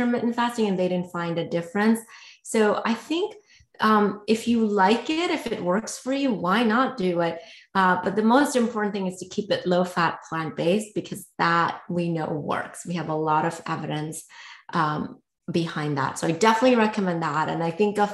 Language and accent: English; India; I grew up in India